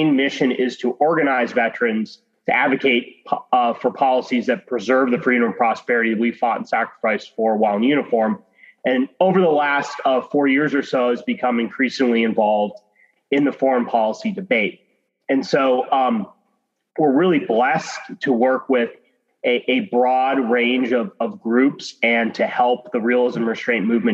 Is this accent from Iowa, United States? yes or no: no; Arizona, United States; I grew up in Arizona